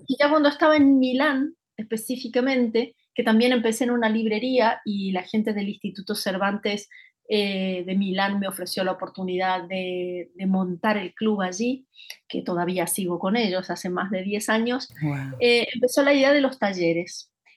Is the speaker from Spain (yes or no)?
no; Rosario, Santa Fe, Argentina; moved away as an adult; also born or lived in Buenos Aires; mi ciudad natal, que es Rosario, Argentina